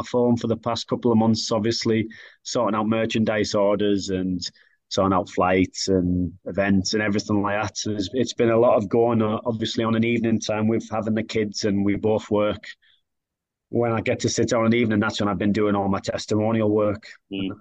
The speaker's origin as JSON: {"language": "English", "town": "Billingham", "region": "North East England", "country": "United Kingdom", "tie": "born or raised there", "moved": "yes", "lives_now": "Sheffield, United Kingdom", "said": "I'm from the Northeast. I'm proud to be from Billingham."}